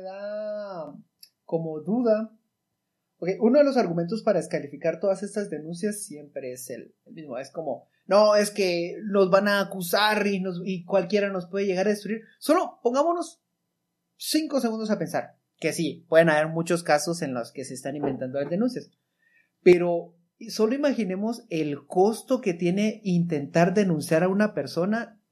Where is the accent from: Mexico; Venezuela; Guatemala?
Guatemala; como ciudadano guatemalteco